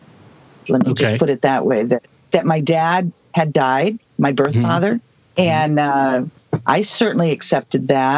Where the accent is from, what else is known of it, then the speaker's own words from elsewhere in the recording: Southwest, United States; I'm from the Southwest, and I am a late 1950s baby.